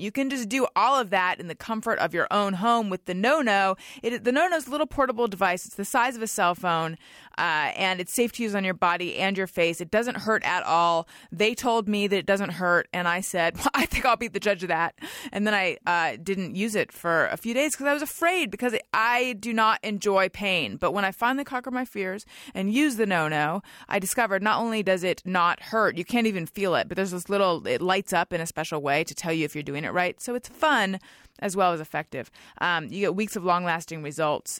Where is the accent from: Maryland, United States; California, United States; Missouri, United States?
California, United States; Orange County; also born or lived in Oakland; I'm from Orange County